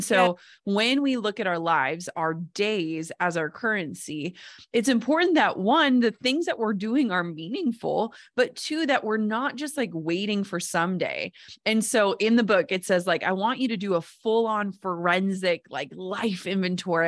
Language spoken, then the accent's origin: English; Minnesota, United States; I'm from Minnesota